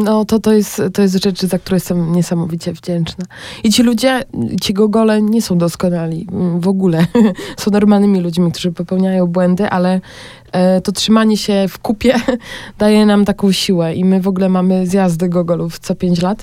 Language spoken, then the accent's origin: Polish; Olszyny, Poland; moved away as an adult; now in Bratislava, Slovakia; u mnie w Olszynach